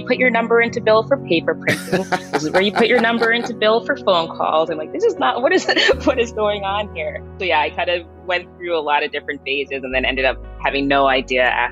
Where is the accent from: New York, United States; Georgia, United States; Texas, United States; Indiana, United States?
New York, United States; New York City; I was born and raised in Queens